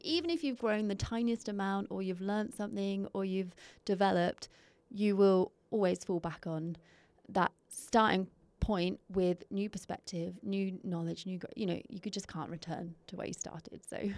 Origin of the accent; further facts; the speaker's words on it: England, United Kingdom; being English